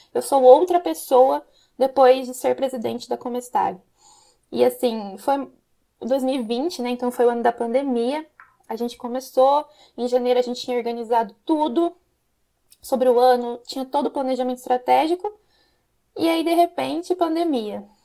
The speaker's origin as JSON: {"language": "Portuguese", "town": "Campinas", "region": "São Paulo", "country": "Brazil", "said": "eu sou de Campinas"}